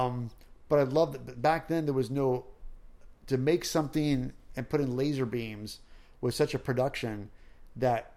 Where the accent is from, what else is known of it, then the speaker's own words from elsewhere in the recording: Missouri, United States; Growing up in Missouri